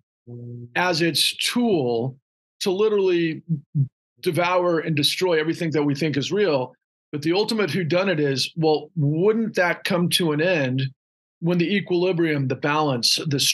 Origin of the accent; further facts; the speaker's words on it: Houston, Texas, United States; also born or lived in Austin, Texas; I was born in Austin. I grew up in Houston.